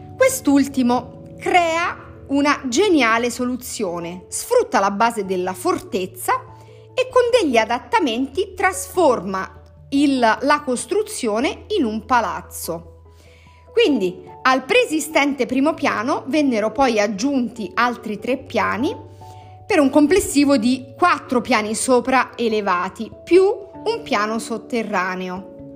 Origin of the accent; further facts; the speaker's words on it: Italy; nata in questo territorio così ricco di perle